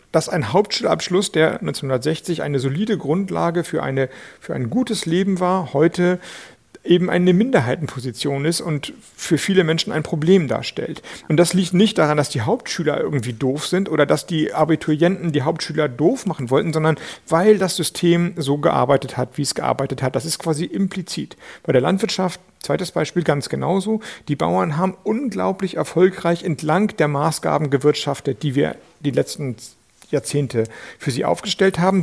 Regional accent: Schleswig-Holstein, Germany; ich komme aus Schleswig-Holstein

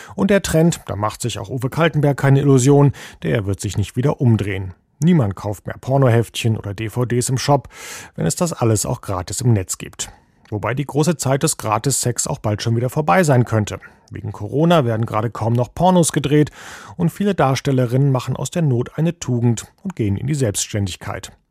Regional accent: Germany; sind wir Deutsche

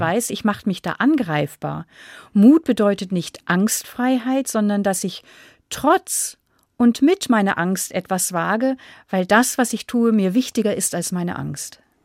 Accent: Northern Germany, Germany; moved away as an adult; also born or lived in Munich, Germany; now in Austria; als Norddeutsche

